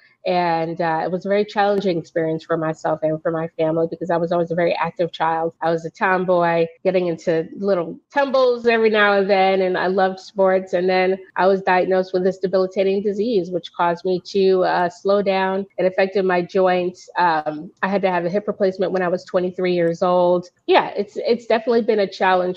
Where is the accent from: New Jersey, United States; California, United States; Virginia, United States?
Virginia, United States; moved away as an adult; also born or lived in Brooklyn, New York; now in New York, United States; I was born in Brooklyn, New York. I was mainly raised in Virginia, the 757 area